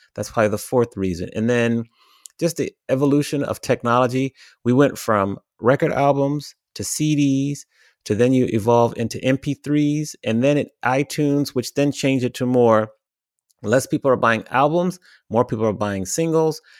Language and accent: English; Washington, District of Columbia, United States; now in Los Angeles, United States; I grew up in the Washington, D C area. I've been living in Los Angeles now for fourteen and a half years